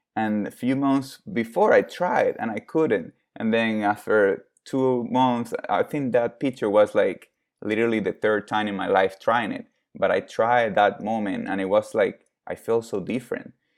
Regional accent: Venezuela; now in United States; I was born in Venezuela. I'm Venezuelan, Italian, Lithuanian.

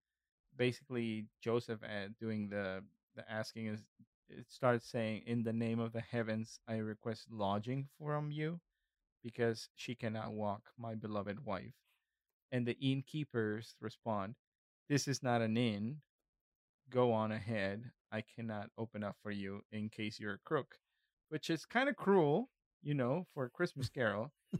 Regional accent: Northeast Mexico, Mexico; I just wrote down the things that I experienced as a kid growing up in the northeast part of Mexico.

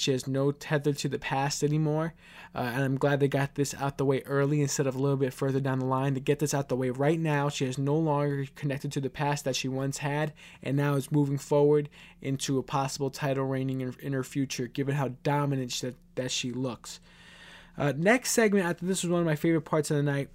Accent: New York City, New York, United States

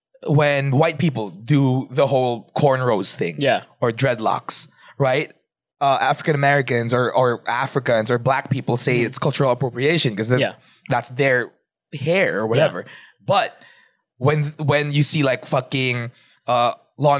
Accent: Philippines; I'm still Filipino. I still am aware that I'm Filipino.

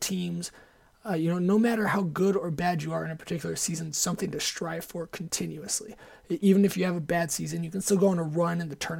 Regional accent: Ann Arbor, Michigan, United States; also born or lived in Ohio; growing up in Ann Arbor

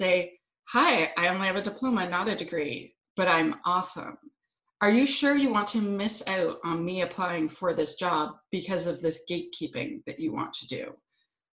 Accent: Ottawa, Ontario, Canada; moved away as an adult; now in Vancouver Island, Canada; I'm from Ottawa. I lived in Ottawa a long time, but now I live on the beautiful island of Vancouver Island

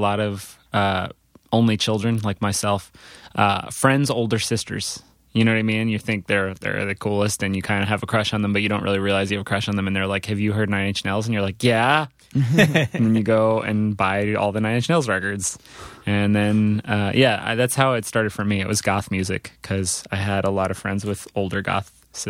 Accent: New Jersey, United States; also born or lived in Providence; I mean, I was born in Providence. My parents were teaching up there in Providence.

